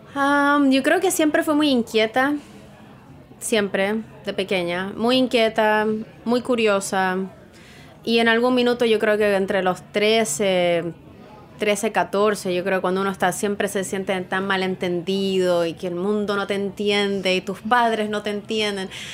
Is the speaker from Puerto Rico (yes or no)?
no; Chile; also born or lived in Santiago / Australia; now in New York, United States